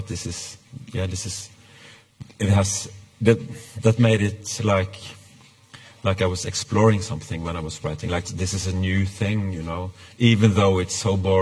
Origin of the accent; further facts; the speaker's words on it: Norway; English is a second language; moved away as an adult; also born or lived in Sweden; I come from Norway